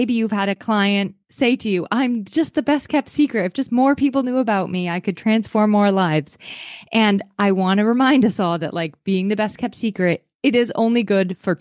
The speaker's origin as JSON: {"language": "English", "region": "Maine", "country": "United States", "tie": "born or raised there", "moved": "yes", "lives_now": "New Hampshire, United States", "said": "I was born and raised in Maine by the ocean"}